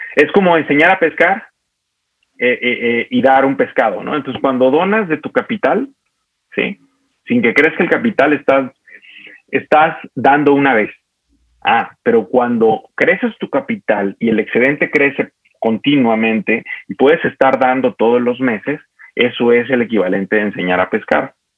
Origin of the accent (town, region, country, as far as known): Mexico